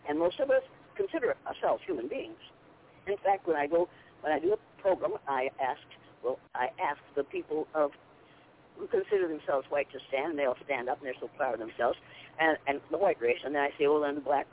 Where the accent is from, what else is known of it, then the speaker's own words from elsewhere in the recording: Nashua, Iowa, United States; I was born and raised in school in Nashville, Iowa